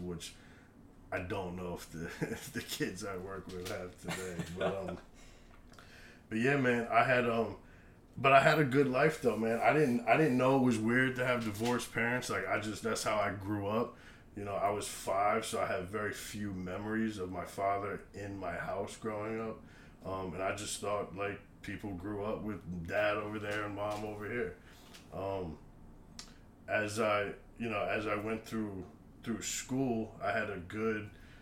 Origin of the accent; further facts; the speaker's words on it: Rockville, Maryland, United States; moved away as an adult; now in Virginia, United States; I was born and raised and lived basically in the same house for almost 25 years in Rockville, Maryland